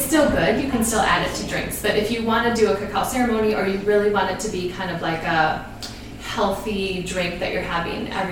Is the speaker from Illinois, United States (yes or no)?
no; Minneapolis, Minnesota, United States; when I was little, I grew up in Northeast Minneapolis.